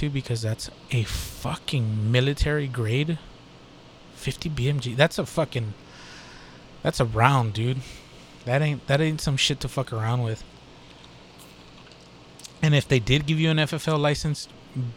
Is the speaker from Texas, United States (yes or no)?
yes; Texas, United States; I'm from Texas.